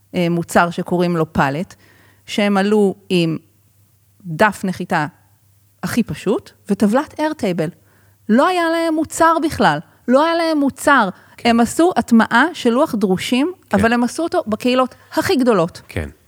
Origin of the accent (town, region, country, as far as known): Israel